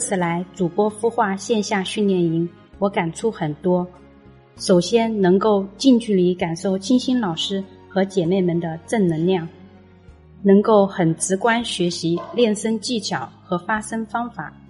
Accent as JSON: {"language": "Chinese", "town": "Wuhan", "region": "Hubei", "country": "China", "said": "我来自湖北武汉"}